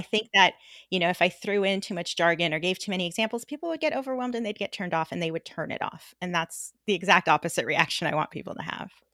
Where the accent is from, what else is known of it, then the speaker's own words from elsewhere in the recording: Los Angeles, California, United States; We grew up in a tiny little suburb in Los Angeles